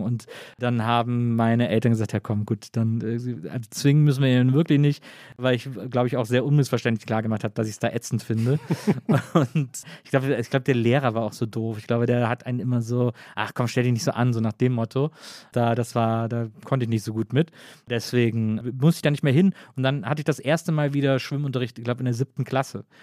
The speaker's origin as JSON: {"language": "German", "town": "Wesseling", "region": "North Rhine-Westphalia", "country": "Germany", "said": "ich komme aus Wesseling, das ist zwischen Köln und Bonn"}